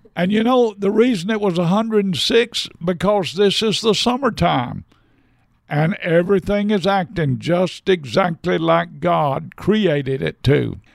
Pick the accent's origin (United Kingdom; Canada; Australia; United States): United States